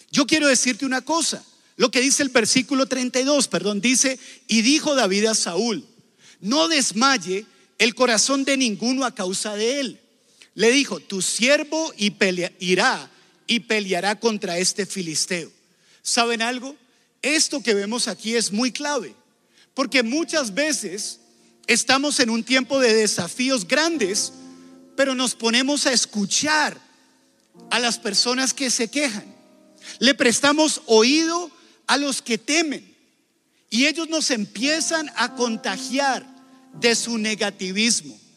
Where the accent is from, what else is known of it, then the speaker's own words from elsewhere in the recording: Colombia; Y ustedes dirán, ah, pero eso es Estados Unidos. ¿Eso qué importa? Nosotros somos de Colombia.